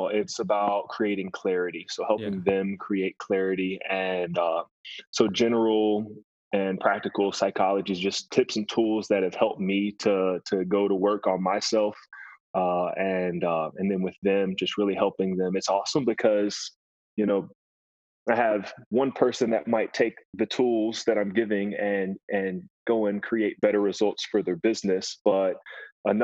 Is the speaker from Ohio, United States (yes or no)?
no; Kentucky, United States; born there; now in Lexington, United States; So I moved around a lot as a kid. I was born in Western Kentucky, but we moved around often. I am living currently in Lexington, Kentucky.